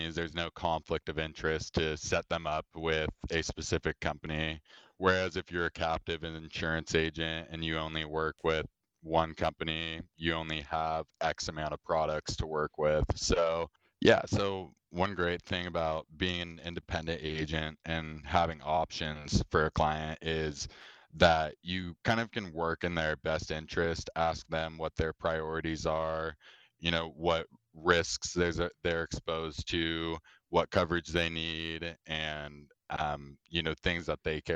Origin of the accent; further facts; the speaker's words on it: Southern Oregon, United States; moved away as an adult; also born or lived in Corvallis, Oregon; now in Seattle, United States; I was born and raised in Southern Oregon, a rural part of the state